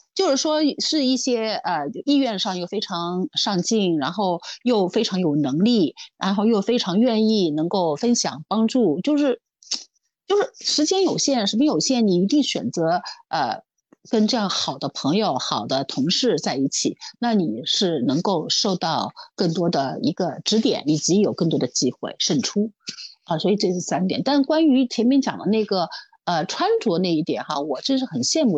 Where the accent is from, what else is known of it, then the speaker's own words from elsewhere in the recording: Shanghai, China; 因为我上海人嘛